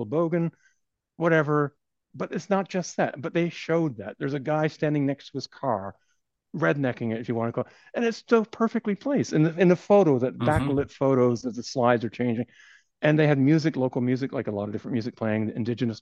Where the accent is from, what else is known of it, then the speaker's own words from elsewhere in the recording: Canada; we're from Canada